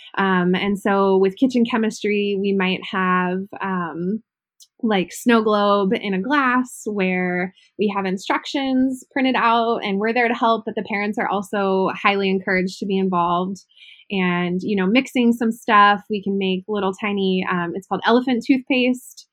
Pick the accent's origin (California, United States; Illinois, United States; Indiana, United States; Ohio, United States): Ohio, United States; moved away; I'm originally from Ohio.